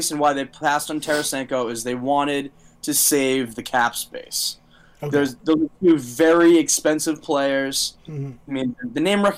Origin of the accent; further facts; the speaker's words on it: Ashburnham, Massachusetts, United States; my hometown of Ashburnham, Massachusetts.